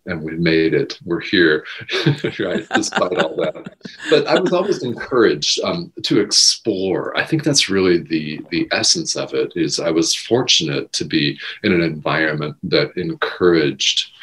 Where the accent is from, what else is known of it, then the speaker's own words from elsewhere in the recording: Albuquerque, New Mexico, United States; I grew up in Albuquerque, New Mexico